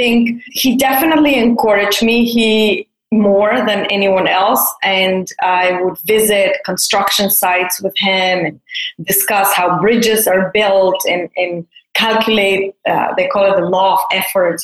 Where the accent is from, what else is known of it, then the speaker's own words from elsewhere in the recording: Mexico City, Mexico; I grew up in Mexico City, and I was part of a fairly conservative community